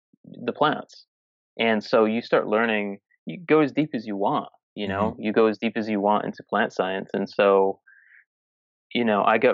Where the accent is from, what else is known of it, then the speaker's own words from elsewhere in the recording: Massachusetts, United States; I'm from Massachusetts